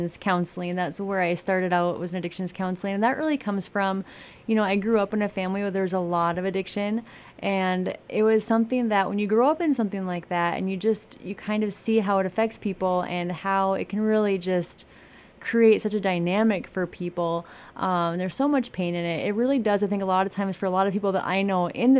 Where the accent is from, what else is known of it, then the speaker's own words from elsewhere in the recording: Blackduck, Minnesota, United States; also born or lived in Flagstaff, Arizona / North Dakota; I grew up in Black Duck, so just a hop, skip, and a jump away from here